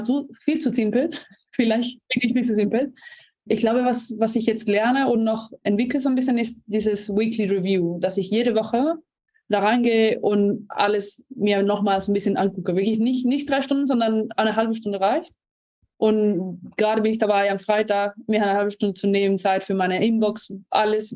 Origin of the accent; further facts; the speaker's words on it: Spain; German is a second language; moved away; ich bin Spanierin, nicht Deutsch, deswegen noch äh, ein kleiner Akzent da.